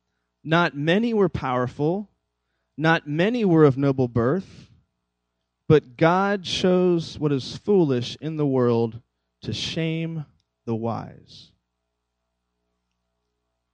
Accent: Catlett, Virginia, United States; now in Temple, Texas, United States; the town I actually grew up in, do you know what it's called? It's called, ready? Catlett, Virginia.

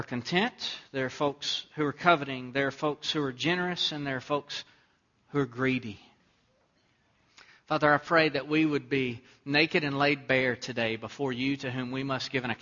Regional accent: Texas, United States; born or raised there

